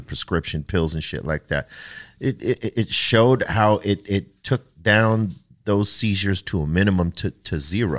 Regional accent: United States; Growing up on the East Side

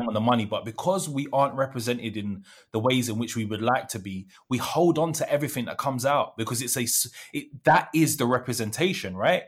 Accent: United Kingdom; also born or lived in area next to Peckham, London; now in London, United Kingdom; as a British West Indian person

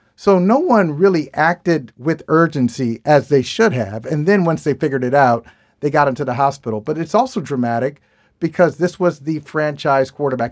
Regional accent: Midwest, United States; now in Boston, United States; I grew up in the Midwest

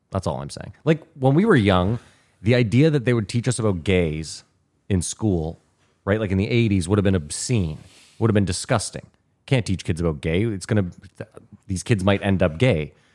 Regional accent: Canada; now in United States

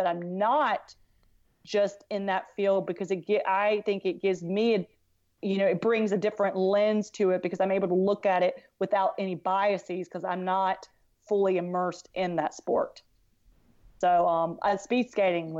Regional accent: South Carolina, United States; I was from South Carolina

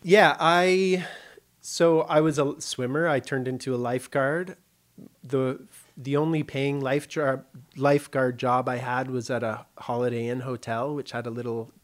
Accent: Kitchener, Ontario, Canada; moved away as an adult; also born or lived in Vancouver; I was born in Kitchener, Ontario, Canada, which is near Toronto, about an hour west of Toronto

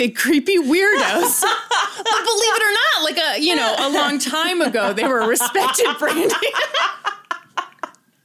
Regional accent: Missouri, United States; I live in Missouri. I was born in Missouri.

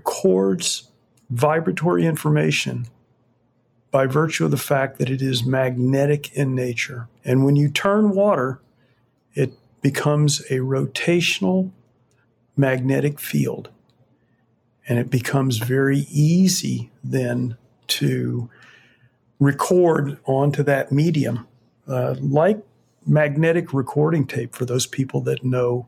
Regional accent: Fort Myers, Florida, United States; moved away; I grew up in Fort Myers

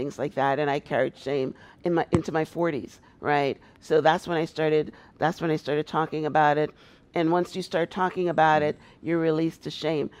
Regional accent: Guyana; moved away as an adult; also born or lived in Toronto, Canada; I was a very successful business person in Toronto, Canada, because that's when I moved. I moved from Guyana to Toronto, and I had a very successful limousine service.

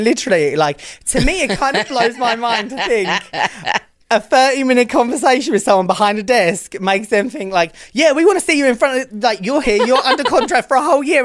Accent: United Kingdom; moved away as an adult; now in United States; I've came from a foreign country. Like, yeah, I'm British.

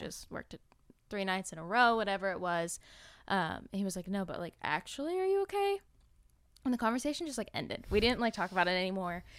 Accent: an hour and a half outside of LA, California, United States; We moved out to, like, my hometown

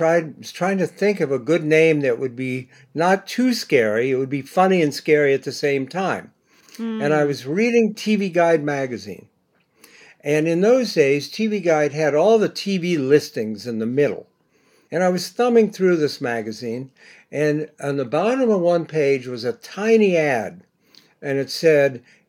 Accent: Bexley, Ohio, United States; now in New York, United States; I went to Ohio State. I grew up in Bexley.

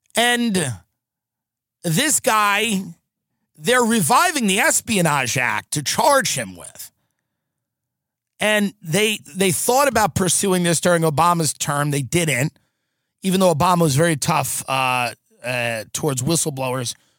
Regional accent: United States; as an American

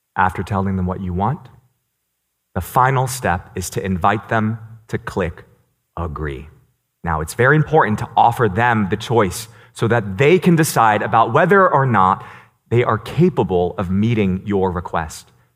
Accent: New York City, New York, United States; first language Cantonese; English is a second language; I was born in New York City, and I grew up speaking Cantonese. I learned English in preschool

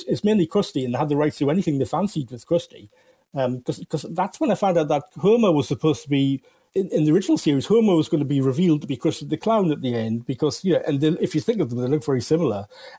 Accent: New Zealand; I'm from New Zealand.

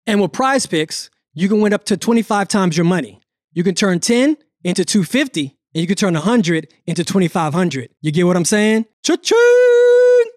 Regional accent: Pensacola, Florida, United States; I'm from Pensacola

